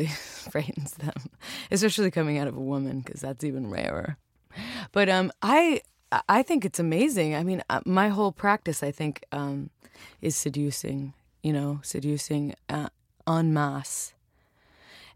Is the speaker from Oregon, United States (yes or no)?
yes; Newport, Oregon, United States; It wasn't Portland. It was Newport.